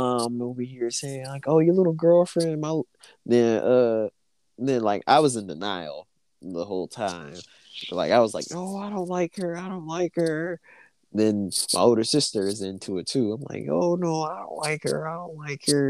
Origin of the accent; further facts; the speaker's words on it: Memphis, Tennessee, United States; we grew up in Memphis, so we was around nothing but black people.